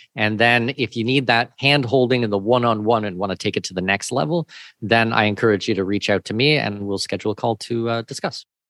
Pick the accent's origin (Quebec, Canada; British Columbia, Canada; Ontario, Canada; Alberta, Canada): Ontario, Canada; Southwestern; moved away as an adult; also born or lived in Australia / Singapore / New Zealand / Middle East; now in Panama City, Panama; I'm from Southwestern Ontario, uh, born and raised Canadian, but I have been living overseas for going on twenty-three years now.